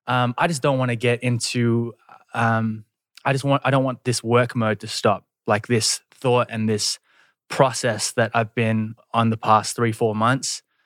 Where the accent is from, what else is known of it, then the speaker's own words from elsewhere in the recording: Australia; moved away as an adult; now in Korea; I'm Australian.